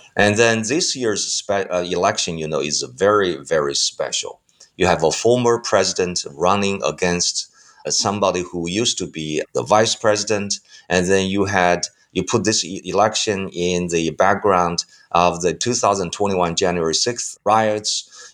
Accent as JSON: {"language": "English", "country": "China", "also_born_or_lived": "United States", "said": "I was probably the only Chinese who studied"}